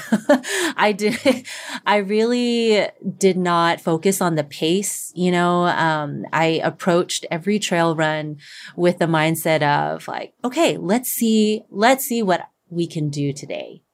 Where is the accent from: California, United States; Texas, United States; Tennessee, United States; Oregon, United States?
Texas, United States; moved away; in my hometown, like, community, um, back in Texas